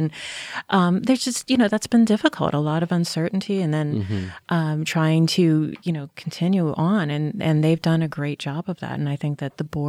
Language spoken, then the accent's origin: English; Pittsburgh, Pennsylvania, United States; I mean, where I come from Pittsburgh, the Center for the Arts was kind of that sort of touchstone, of familial relationship with the community in many ways.